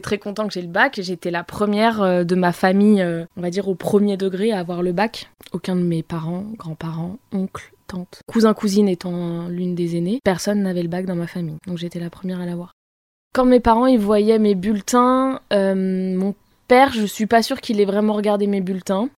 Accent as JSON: {"language": "French", "area": "Val-d'Oise", "region": "Île-de-France", "country": "France", "tie": "born or raised there", "lives_now": "Paris, France", "said": "j'ai grandi dans le Val d'Oise, dans une petite ville qui s'appelle Pierrelet, à côté de Cergy-Pontoise"}